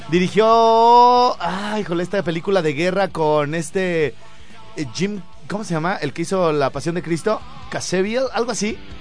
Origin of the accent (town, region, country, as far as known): Mexico